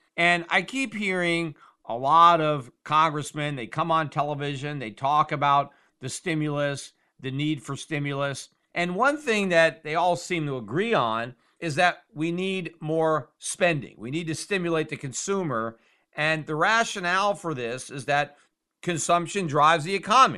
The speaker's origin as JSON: {"language": "English", "country": "United States", "said": "as an American"}